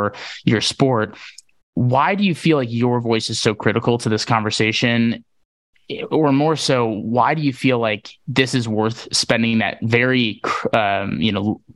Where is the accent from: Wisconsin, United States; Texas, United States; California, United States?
Wisconsin, United States; grew up in the Midwest in Wisconsin